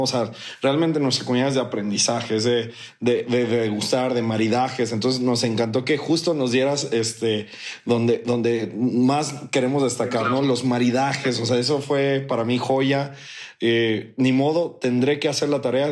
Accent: Mexico; soy mexicano

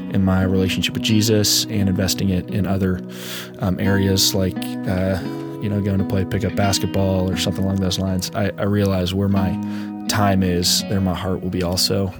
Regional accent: Orlando, Florida, United States; I grew up in South Orlando, and I'm now living in North Orlando

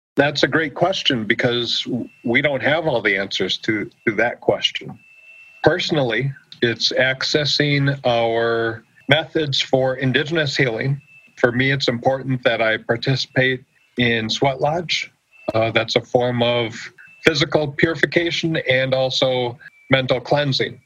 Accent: United States; moved away as an adult; grew up on the Oneida Reservation and growing up on the reservation

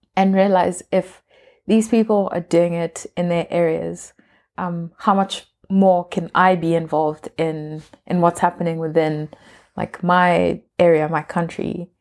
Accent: Kenya; I'm Kenyan, like we all belong to different tribes

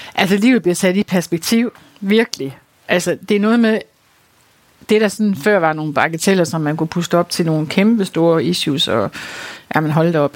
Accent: North Jutland, North Denmark Region, Denmark; Vi er jo nordjyder begge

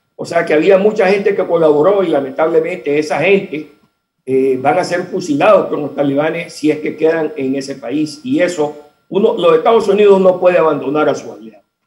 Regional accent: Nicaragua; moved away; yo soy exiliado nicaragüense y sigo siendo exiliado nicaragüense

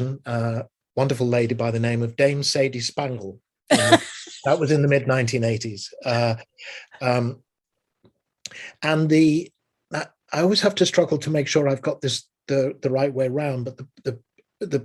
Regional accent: Liverpool, North West England, United Kingdom; moved away; We'd go as a family to the Empire Theatre in Liverpool, which was where I was born and raised in England

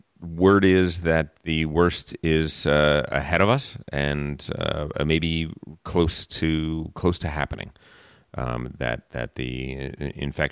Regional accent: East Coast, United States; moved away; I come from the East Coast

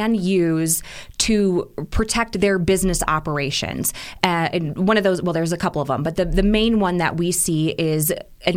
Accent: Midwest, United States; now in Arizona, United States; I'm originally from the Midwest.

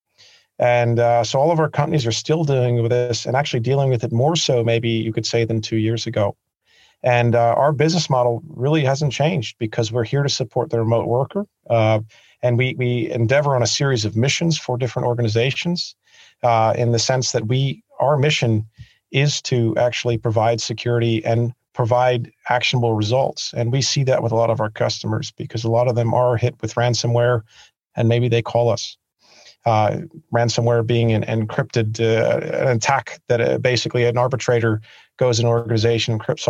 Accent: Pennsylvania, United States; also born or lived in New York / Sweden; now in Switzerland; I'm actually from Pennsylvania

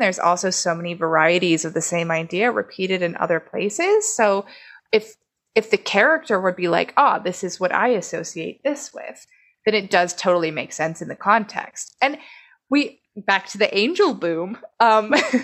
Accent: Beaver Falls, Pennsylvania, United States; my hometown of Beaver Falls, Pennsylvania

